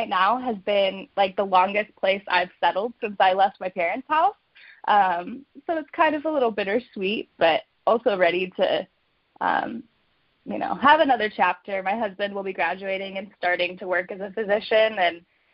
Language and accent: English; Palm Springs, California, United States; moved away as an adult; also born or lived in Chicago, Illinois; now in Phoenix, United States; I'm born and raised in Palm Springs, California